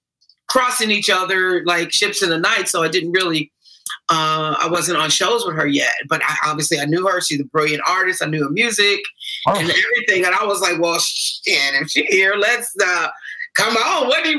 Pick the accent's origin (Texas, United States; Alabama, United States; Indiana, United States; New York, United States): Indiana, United States; Gary; moved away; I love my hometown, Gary, Indiana. I go back and do things more now than I was able to do.